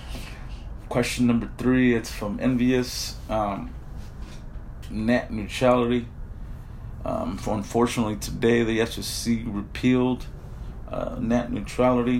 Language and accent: English; Avenal, California, United States; towns like mine, like my hometown, Avenel.